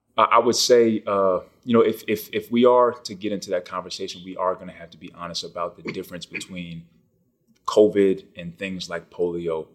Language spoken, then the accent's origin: English; Naples, Florida, United States; also born or lived in Bronx, New York; I was born in Bronx, New York. I lived there till I was about ten. Uh, my parents had split up and I went with my mom, my four brothers, and one sister to Naples, Florida.